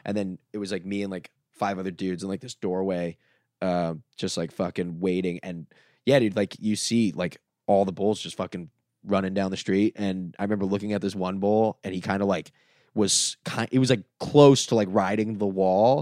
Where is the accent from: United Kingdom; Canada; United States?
United States; Dania Beach, Florida; moved away as an adult; also born or lived in Los Angeles; Dania Beach, my hometown